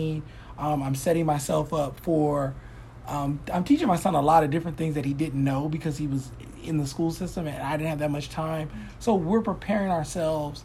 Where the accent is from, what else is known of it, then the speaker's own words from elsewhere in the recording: Mississippi, United States; now in California, United States; I'm from Mississippi